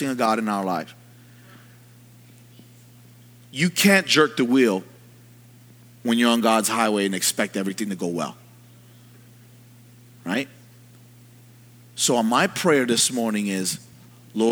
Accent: New York City, New York, United States; I'm from New York.

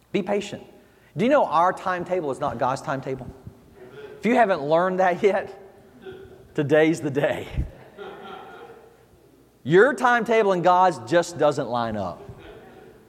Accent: the South, United States; moved away; I'm from the South, as you can tell. We do church a little different down there. You know, we were raised in church down there

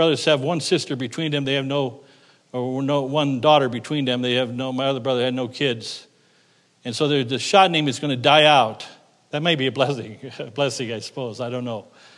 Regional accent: United States; I'm an American

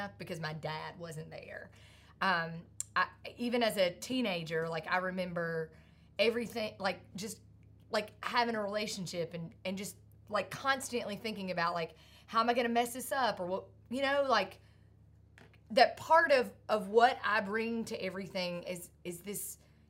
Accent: Sandy Ridge, North Carolina, United States; growing up in Sandy Ridge, North Carolina

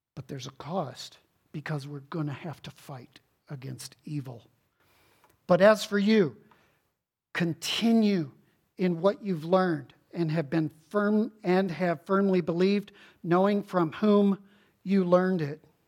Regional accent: Houston, Texas, United States; growing up in Houston, Texas

